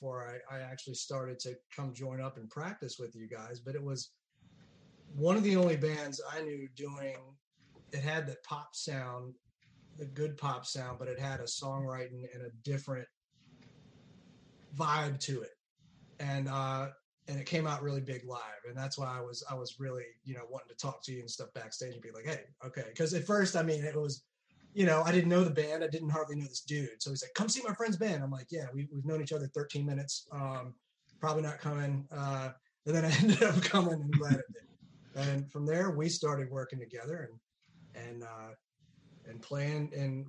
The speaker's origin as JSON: {"language": "English", "region": "Central Virginia", "country": "United States", "said": "I come from Central Virginia originally, I come from a family of musical"}